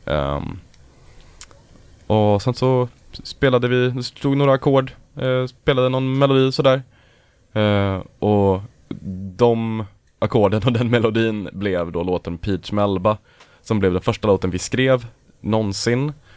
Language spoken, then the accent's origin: Swedish; Örebro, Örebro County, Sweden; vi är alla från Örebro från början